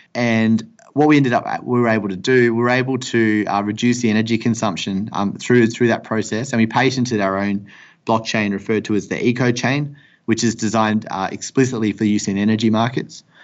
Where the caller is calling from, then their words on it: Perth, Western Australia, Australia; I'm calling you from Perth in Western Australia